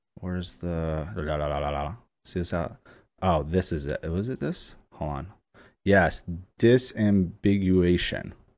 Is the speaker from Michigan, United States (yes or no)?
no; New York, United States; I'm from New York